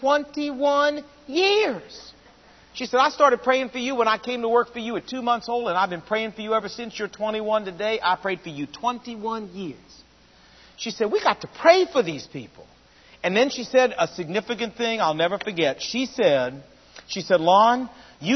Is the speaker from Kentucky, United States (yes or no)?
no; Portsmouth, Virginia, United States; moved away; Portsmouth, Virginia, which is my hometown